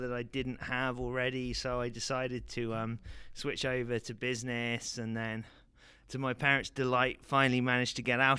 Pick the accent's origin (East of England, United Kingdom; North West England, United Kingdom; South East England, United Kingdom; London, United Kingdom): London, United Kingdom; moved away as an adult; now in United States; I was born in London, England.